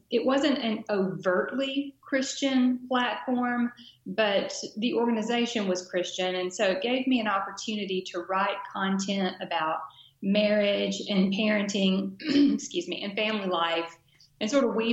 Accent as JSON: {"language": "English", "town": "Dothan", "region": "Alabama", "country": "United States", "tie": "born or raised there", "said": "my hometown daily newspaper, great guy named Bill Perkins. The Dothan Eagle"}